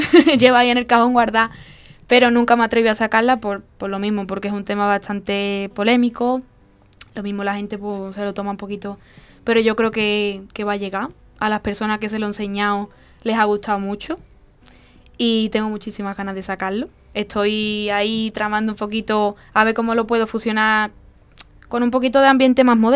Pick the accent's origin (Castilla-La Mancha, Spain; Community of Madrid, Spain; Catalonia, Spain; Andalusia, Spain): Castilla-La Mancha, Spain; allí en, Castilla-La Mancha. Y, en mi pueblo también hay algunos, algunos conciertos cerrados, eh, en Arbacete, como he dicho, en algunos pueblecitos de Arbacete.